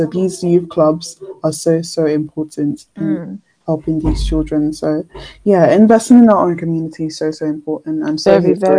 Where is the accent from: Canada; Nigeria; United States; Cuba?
Nigeria; moved away; I feel like I have to literally start with my hometown. So when I think of helping out, I'm thinking Nigeria.